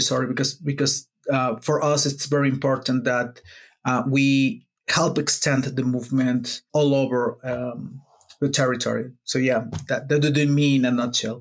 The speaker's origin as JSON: {"language": "English", "region": "Puebla", "country": "Mexico", "said": "I'm not from Mexico City. I'm from Puebla, which is a city that's like a two-hour drive from Mexico City."}